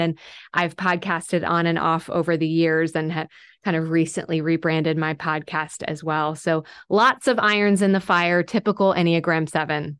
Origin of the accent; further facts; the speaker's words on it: Texas, United States; moved away as an adult; now in Nashville, United States; I was born in Texas. So I, uh, I am a native Texan